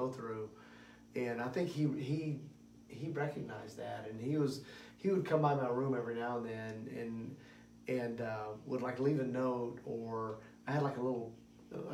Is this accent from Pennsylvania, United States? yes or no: no; Kentucky, United States; I grew up in Kentucky